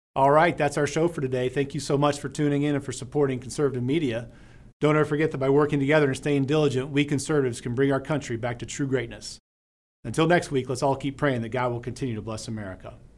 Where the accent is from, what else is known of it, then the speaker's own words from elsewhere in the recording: Deming, New Mexico, United States; I was born and raised in Deming, New Mexico